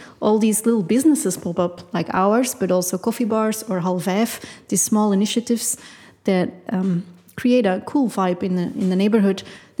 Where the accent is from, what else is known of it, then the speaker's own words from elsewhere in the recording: Rotselaar, Flanders, Belgium; also born or lived in Chicago; now in Leuven, Belgium; I'm from Rotselaar, which is also a village next to Leuven. And I went to high school here and then college and then started living here.